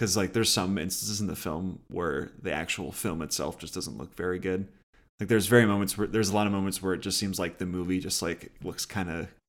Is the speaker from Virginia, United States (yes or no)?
no; Philadelphia, Pennsylvania, United States; because I'm a Philadelphian at heart, and this movie takes place in grimy 1970s Philadelphia.